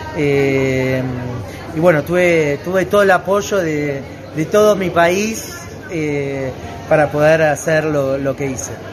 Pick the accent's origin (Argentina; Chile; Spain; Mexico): Argentina; also born or lived in southern France; now in France; mi tierra, Argentina